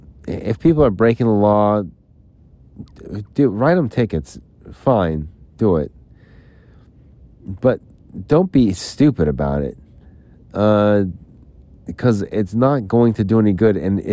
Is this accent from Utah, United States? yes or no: yes; Salt Lake City, Utah, United States; but I'm from Utah, I'm from Salt Lake, I'm trying to find, like, employment, and I was trying to decide whether to stay in Phoenix or whether to go back to Salt Lake